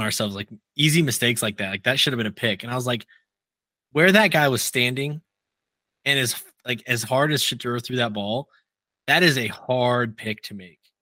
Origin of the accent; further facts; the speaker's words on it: Nebraska, United States; moved away; I grew up in Nebraska, unfortunately